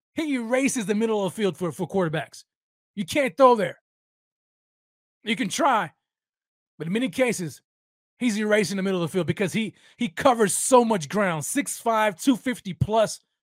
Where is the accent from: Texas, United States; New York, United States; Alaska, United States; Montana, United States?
Texas, United States; El Paso; My hometown right here